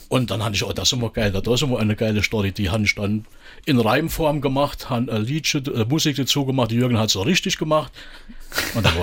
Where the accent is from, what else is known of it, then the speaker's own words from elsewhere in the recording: Marpingen, Saarland, Germany; geboren. Ich bin quasi äh, Eingeborener. Und mich hat's irgendwie trotzdem nie weggezogen. Also dieser Marpinger hat schon äh, Eigenheiten, die, die ich nicht missen will hier allzu.